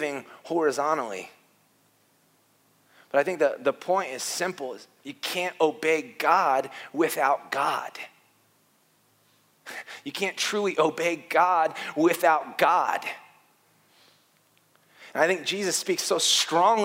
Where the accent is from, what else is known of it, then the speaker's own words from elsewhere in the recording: Warsaw, Indiana, United States; moved away; I grew up in Warsaw Wesleyan, a strict conservative church in northern Indiana.